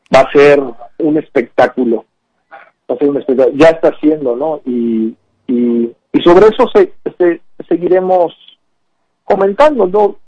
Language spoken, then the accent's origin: Spanish; Veracruz, Mexico; moved away; also born or lived in San Antonio, Texas, United States; el gobierno que tenemos en Veracruz es una expresión de quiénes somos como veracruzanos